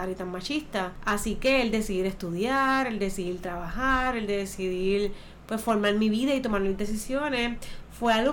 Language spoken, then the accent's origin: Spanish; Maunabo, Puerto Rico; yo soy nacida y criada en el barrio Talante de Maunabo. Se le llamaba Los Cascos porque indicaban que era muy alto. Vengo de un contexto sumamente religioso, eh, rígido